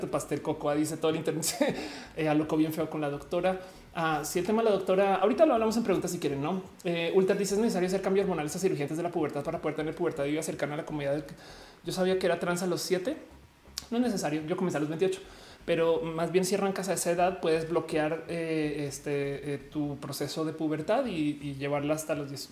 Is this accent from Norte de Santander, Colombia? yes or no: no; Bogotá, Colombia; moved away; yo soy rola